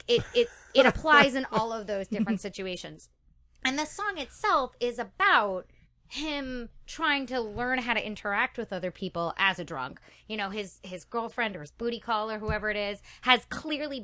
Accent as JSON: {"language": "English", "area": "Westchester County", "region": "New York", "country": "United States", "moved": "yes"}